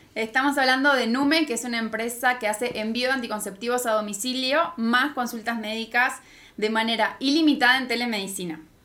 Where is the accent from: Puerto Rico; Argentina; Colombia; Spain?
Argentina; moved away as an adult; now in Mexico; soy de Argentina, por eso mi acento